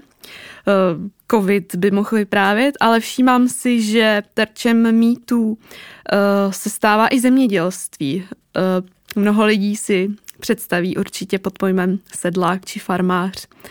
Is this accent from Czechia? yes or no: yes; Teplice, Ústí nad Labem Region, Czechia; also born or lived in Prague; Já pocházím ze severu, konkrétně z Teplic